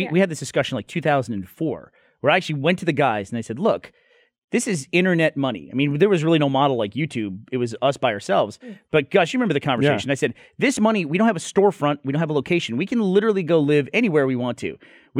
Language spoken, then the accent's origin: English; Houston, Texas, United States; So I grew up in Houston, which is like New Orleans. It's a nightmare. It's a swamp.